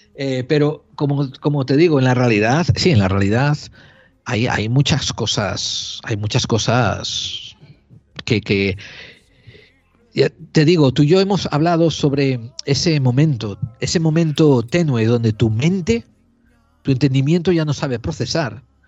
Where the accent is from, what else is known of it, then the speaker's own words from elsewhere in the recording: Spain; tenemos los españoles